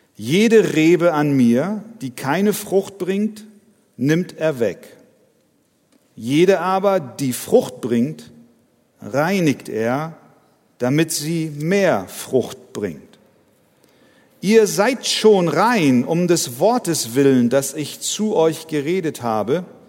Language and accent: German; Hamburg, Germany; ich bin Hamburger.